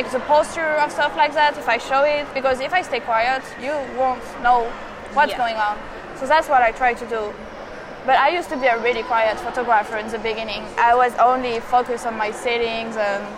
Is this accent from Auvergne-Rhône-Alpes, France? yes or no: no; Rennes, Brittany, France; English is a second language; moved away as an adult; now in New York, United States; I'm from Rennes. It's in the northwest, Bretagne.